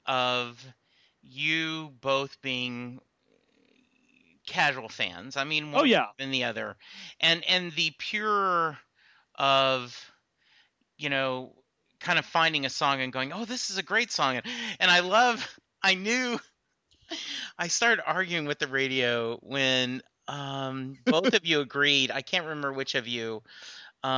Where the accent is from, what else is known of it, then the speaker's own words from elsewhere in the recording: Louisiana, United States; I'm originally from Louisiana, and the college I went to is McNeese State University.